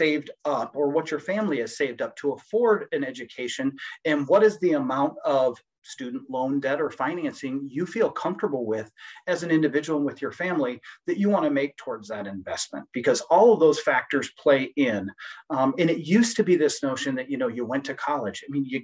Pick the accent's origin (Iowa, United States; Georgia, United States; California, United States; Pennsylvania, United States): Iowa, United States; Sioux City; moved away as an adult; also born or lived in Arizona; back in my hometown of Sioux City.